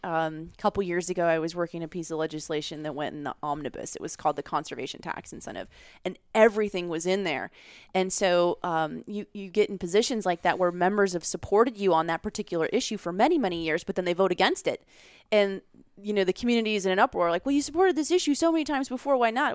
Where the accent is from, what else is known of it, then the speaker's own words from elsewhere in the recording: Beaverhead County, Montana, United States; moved away as an adult; now in Washington, D.C., United States; I grew up in Beaverhead County in Montana